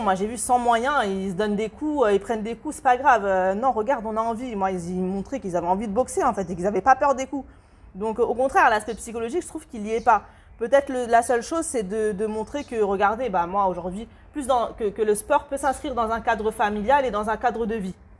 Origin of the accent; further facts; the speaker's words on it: France; also born or lived in Democratic Republic of the Congo; chez nous en France